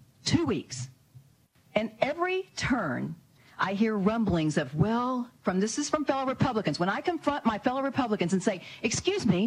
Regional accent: Arkansas, United States; my home state of Arkansas

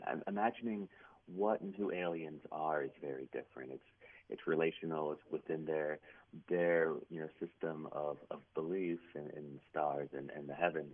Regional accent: Cincinnati, Ohio, United States; moved away as an adult; also born or lived in Maine; now in Brunswick, Maine, United States; I'm in Maine now at Bowdoin College, but I'm born and raised in Ohio into my 20s from the Cincinnati area

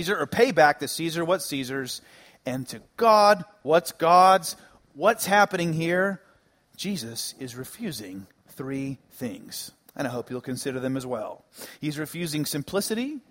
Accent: Dallas, Texas, United States; where I grew up in the Dallas area

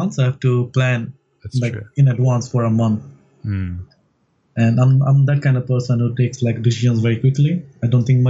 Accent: India; moved away; But it's quite different for me because I'm from India.

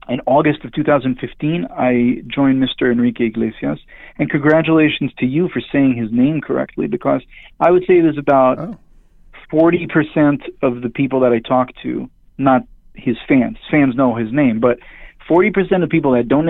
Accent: Israel; English is a second language; moved away as an adult; now in Los Angeles, United States; born and raised in Israel. Left when I was 23

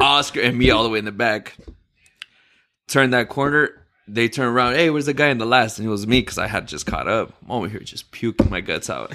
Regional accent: El Paso, Texas, United States; moved away; I'm from El Paso, Texas

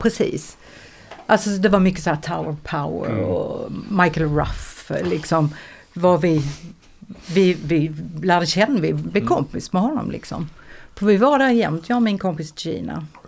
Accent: Eslöv, Skåne, Sweden; jag är från Eslöv

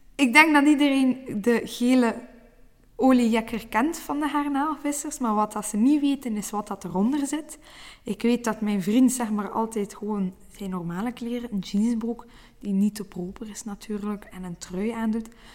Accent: Brussels, Brussels-Capital Region, Belgium; moved away as an adult; now in Oostduinkerke, Belgium; geboren in Brussel, maar nu al acht jaar wonende in Oostduinkerke

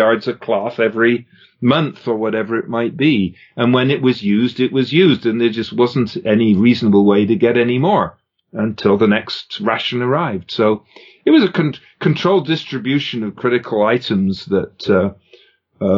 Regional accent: England, United Kingdom; moved away as an adult; now in Canada; I grew up in England. I came to Canada when I was just after I graduated.

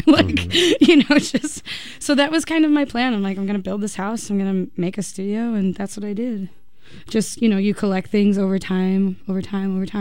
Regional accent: United States; I was born in America. I could never not be an American.

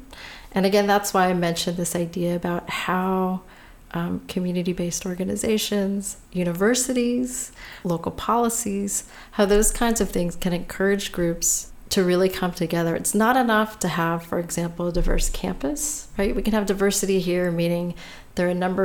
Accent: California, United States; I was born and raised in California

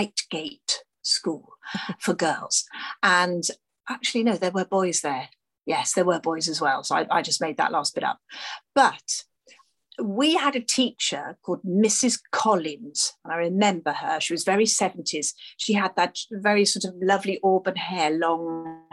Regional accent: Aberystwyth, Wales, United Kingdom; moved away; also born or lived in London; I grew up I was born in London, but he thought it would be nicer to be brought up in a sort of a smaller, slightly more relaxed place right on the sea in a place called Aberystwyth

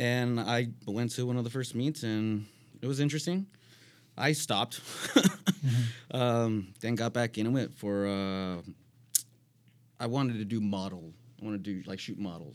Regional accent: San Bernardino, California, United States; moved away as an adult; originally I'm from San Bernardino

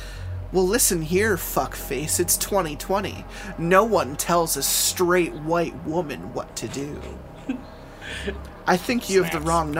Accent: Southern United States, United States; I'm from the South, and technology doesn't really get around like it does out here on the West Coast.

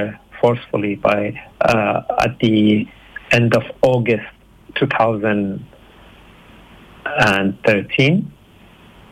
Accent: Iran; moved away as an adult; now in Brisbane, Australia; I'm originally from Iran

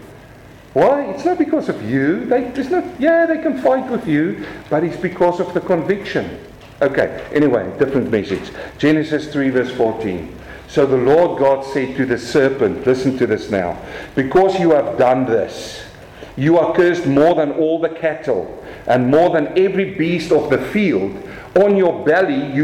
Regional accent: South Africa; accent: South African; my South African accent

